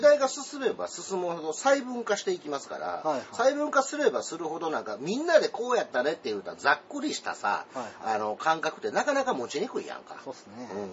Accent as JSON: {"language": "Japanese", "region": "Osaka", "country": "Japan"}